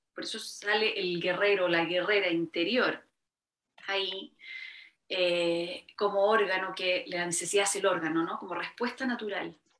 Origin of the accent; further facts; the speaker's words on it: Chile; esta cosa que tenemos mucho los, chilenos